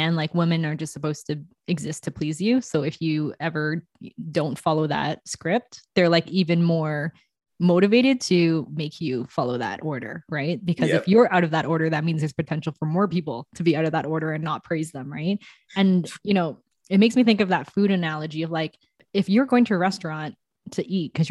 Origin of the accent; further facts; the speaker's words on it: Canada; also born or lived in England; I'm born from Canada